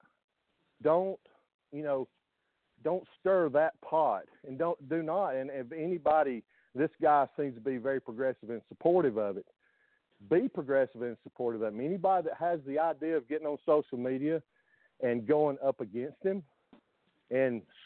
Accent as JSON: {"language": "English", "region": "Deep South", "country": "United States", "tie": "born or raised there", "said": "I grew up in the Deep South. I grew up in the hills of the Deep South."}